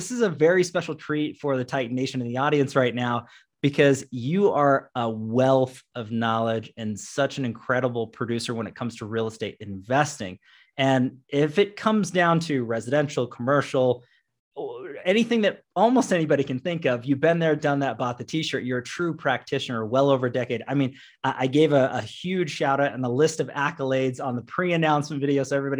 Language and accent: English; Issaquah, Washington, United States; also born or lived in Lake Stevens, Washington; now in Colorado, United States; I was actually born and raised, and I grew up in Issaquah and Lake Stevens, Washington. So I'm very familiar with the Northwest.